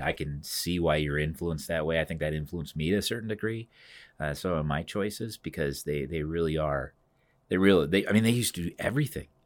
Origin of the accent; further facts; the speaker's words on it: Cedar Rapids, Iowa, United States; Cedar Rapids is my hometown